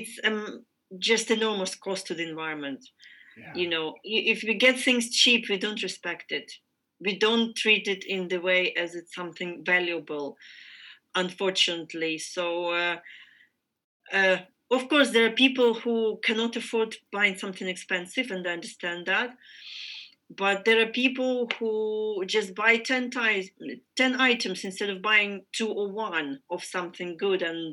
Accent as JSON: {"language": "English", "country": "Ukraine", "said": "I am from Ukraine"}